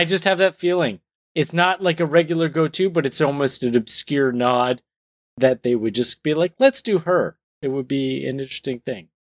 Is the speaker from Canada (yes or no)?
yes; Canada; being Canadian